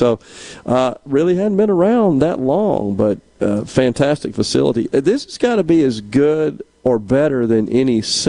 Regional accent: Mississippi, United States; which for me at my age, the thing that always strikes me when I go through is I remember so much of that, growing up in Mississippi.

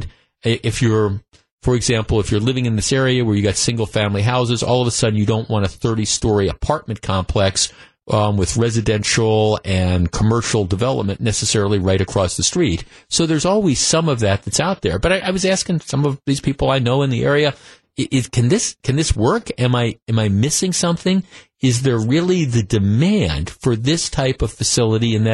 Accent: North Shore, Wisconsin, United States; I grew up in the North Shore. I've lived in the North Shore most of my life

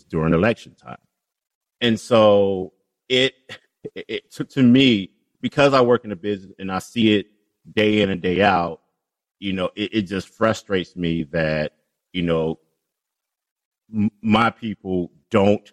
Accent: Chicago, Illinois, United States; I grew up in Englewood, a little bit off of 70th and Winchester

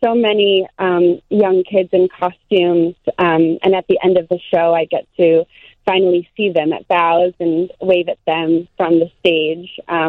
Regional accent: Chicago, Illinois, United States; I grew up in Chicago, so I've been attending Chicago Shakespeare Theater shows since I was young

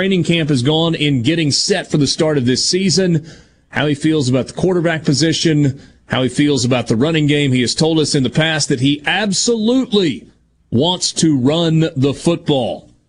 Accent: United States; As an American

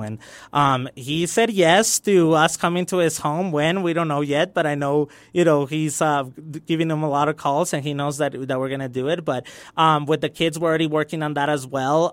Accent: El Paso, Texas, United States; also born or lived in Juárez, Mexico; I grew up in the Lower Valley, you know, when my, uh, my mom brought me back. I was born here and we had to go to Juarez because of situations with family. And I came back, had to relearn ling, uh, English in Hillcrest and in Bel Air

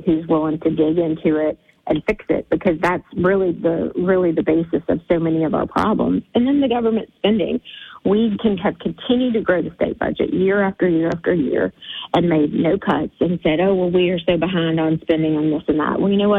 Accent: Louisiana, United States; my home state

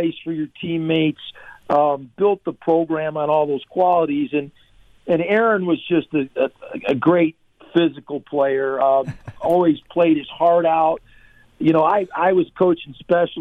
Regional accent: Madison, Wisconsin, United States; moved away as an adult; also born or lived in Iowa City; we grew up in Madison

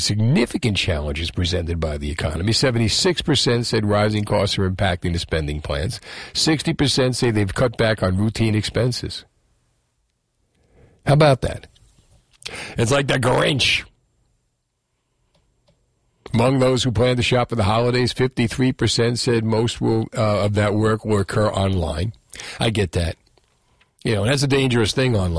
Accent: Union City, New Jersey, United States; That I grew up with in Union City

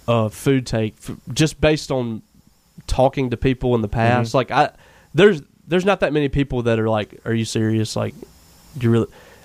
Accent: Louisville, Mississippi, United States; I grew up in Louisville. My dad was a preacher

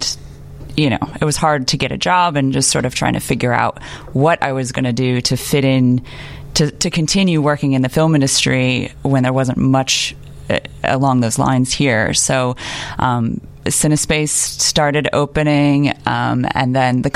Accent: Berkeley, California, United States; moved away as an adult; also born or lived in Los Angeles; now in Chicago, United States; I am originally from Berkeley, California, but I came to Chicago to study film at Columbia College

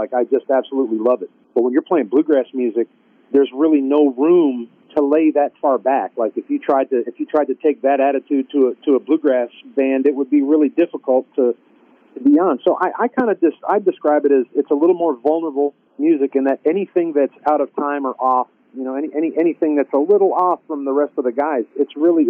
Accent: New England, United States; Yeah, you know, I found that growing up in New England, there was actually quite a lot of bluegrass music.

